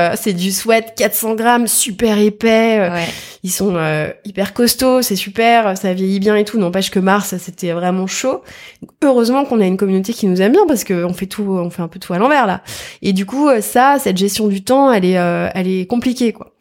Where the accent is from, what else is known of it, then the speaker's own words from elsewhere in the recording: Versailles, Île-de-France, France; je suis née à Versailles